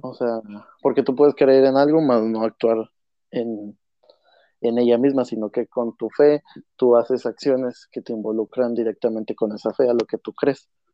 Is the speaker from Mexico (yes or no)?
yes; Monterrey, Nuevo León, Mexico; somos de Monterrey, donde aquí se vive eh, apasionadamente, pues todos los deportes